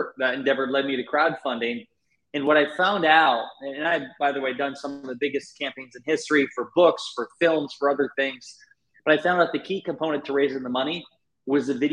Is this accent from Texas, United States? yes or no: no; Northeast Iowa, United States; I'm born and raised in Iowa, Northeast Iowa